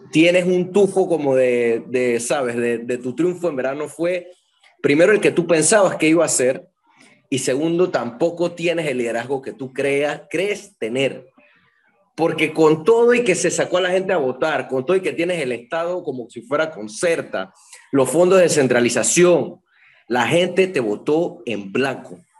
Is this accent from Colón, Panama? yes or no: no; Panama City, Panama; No, soy de la, de la, la capital.